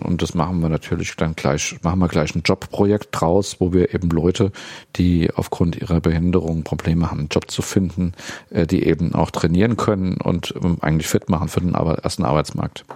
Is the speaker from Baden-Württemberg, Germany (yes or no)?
no; Dieburg, Hesse, Germany; moved away as an adult; also born or lived in Friedberg / Marburg / Kassel; geboren bin ich in Dieburg, da wohne ich auch jetzt wieder nach äh, längerer Pause. Ähm, hab zunächst damals die Schule für Blinde in Friedberg besucht.